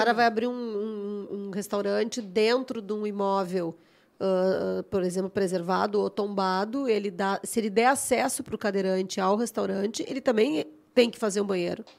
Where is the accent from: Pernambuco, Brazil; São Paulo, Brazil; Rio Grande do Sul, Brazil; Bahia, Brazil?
Rio Grande do Sul, Brazil; Porto Alegre; also born or lived in Santo Ângelo, Brazil; eu não nasci em Porto Alegre, vim eu, assim, nasci numa cidade do interior e acabei vivendo até os meus 10 anos numa outra cidade, que é Santo Ângelo, que é lá das Missões. E vim para Porto Alegre pequena